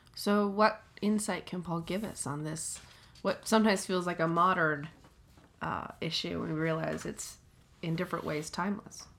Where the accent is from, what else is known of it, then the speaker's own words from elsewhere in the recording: Atlanta, Georgia, United States; I'm from Atlanta